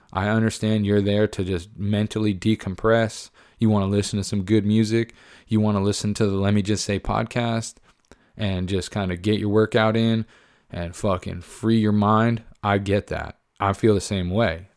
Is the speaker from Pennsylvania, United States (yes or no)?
yes; Pennsylvania, United States; I grew up in Pennsylvania